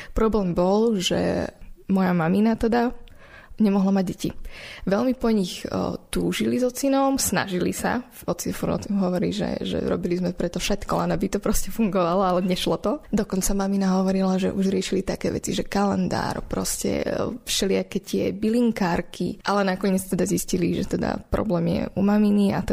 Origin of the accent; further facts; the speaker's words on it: Prešov, Prešov Region, Slovakia; born there; Ešte možno by som mohla upresniť, že som sa narodila v Prešove